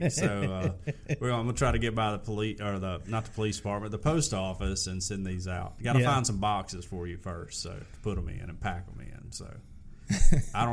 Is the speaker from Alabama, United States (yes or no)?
yes; Alabama, United States; We're from Alabama